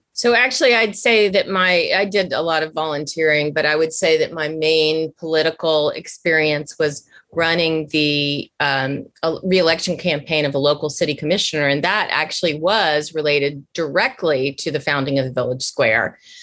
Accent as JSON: {"language": "English", "town": "Washington", "region": "District of Columbia", "country": "United States", "tie": "born or raised there", "moved": "yes", "said": "growing up in Washington at the time"}